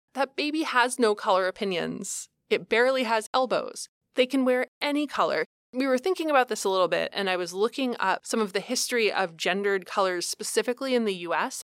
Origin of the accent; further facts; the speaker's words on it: Columbus, Ohio, United States; I grew up in Columbus, Ohio